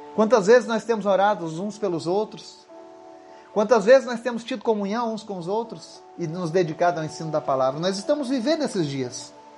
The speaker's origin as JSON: {"language": "Portuguese", "country": "Brazil", "said": "nós somos brasileiros"}